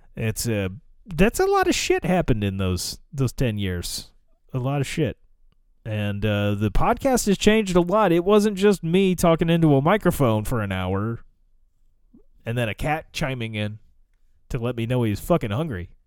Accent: United States; accent: American; I was American

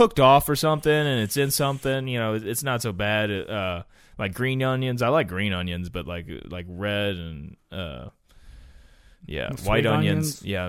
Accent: United States; I am an American.

